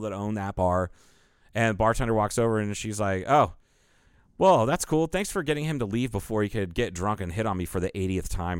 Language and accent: English; Ohio, United States; There's one guy I grew up with in Ohio